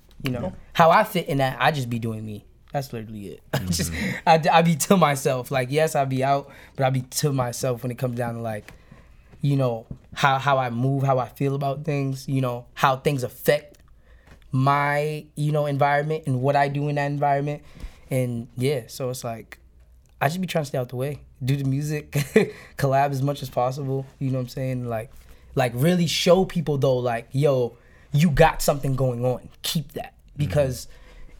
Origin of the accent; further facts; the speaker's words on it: Brockton, Massachusetts, United States; now in Boston, United States; I was born in Boston, but I rep Brockton because that's just a place where I hopped off the stoop